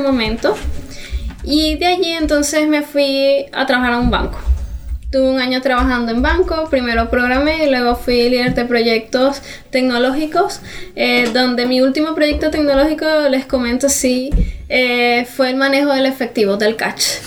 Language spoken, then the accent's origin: Spanish; Venezuela; moved away as an adult; now in Chile; soy venezolana, tengo ya un año en Chile